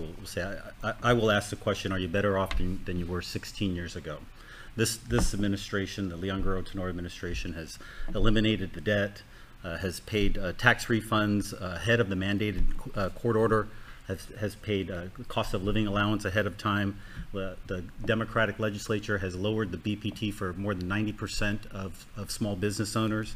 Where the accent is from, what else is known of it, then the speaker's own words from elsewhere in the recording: Agat, Guam; I'm from Agate